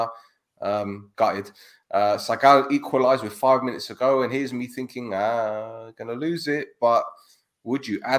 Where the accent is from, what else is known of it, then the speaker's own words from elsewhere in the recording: London, United Kingdom; I'm from North London, man. We're multicultural.